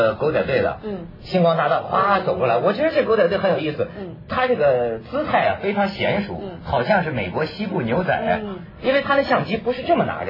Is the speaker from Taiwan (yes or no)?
no; China; 过去我们大陆人不知道你们香港这这这毛病啊。